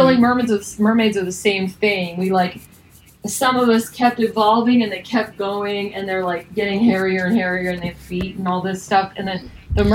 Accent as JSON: {"language": "English", "region": "Idaho", "country": "United States", "tie": "born or raised there", "said": "I was raised in Idaho on a horse ranch"}